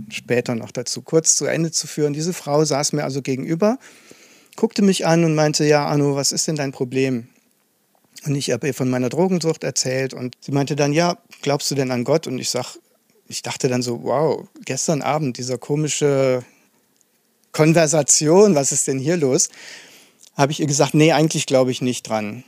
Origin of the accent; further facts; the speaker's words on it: Aachen, North Rhine-Westphalia, Germany; moved away as an adult; now in Dresden, Germany; Also ich bin gebürtiger Aachener, komme also aus dem Westen sozusagen.